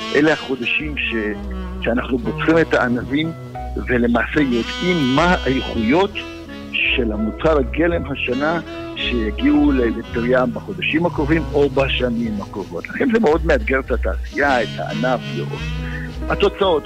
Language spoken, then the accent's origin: Hebrew; Israel; אנחנו כישראלים